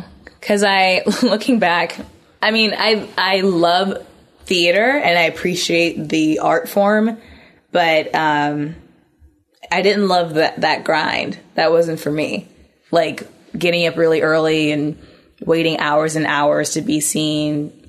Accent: Indianapolis, Indiana, United States; moved away as an adult; also born or lived in New York; I'm from Indiana. Okay. Indianapolis, Indiana.

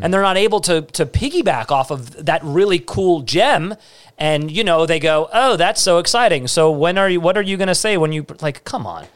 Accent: New York City, New York, United States; I'm, I'm from Staten Island

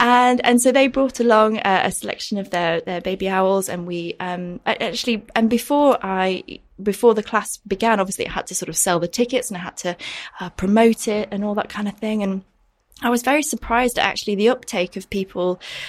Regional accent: Yorkshire and the Humber, United Kingdom; born or raised there

